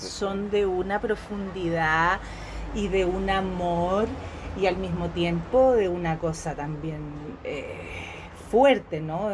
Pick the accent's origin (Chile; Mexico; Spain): Chile; nosotros los chilenos